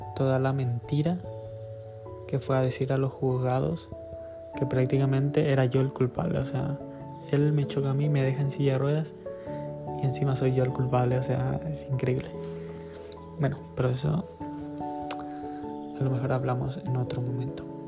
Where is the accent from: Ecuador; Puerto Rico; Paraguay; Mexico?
Paraguay; now in Spain; Soy de Paraguay. Pero actualmente estoy viviendo en España.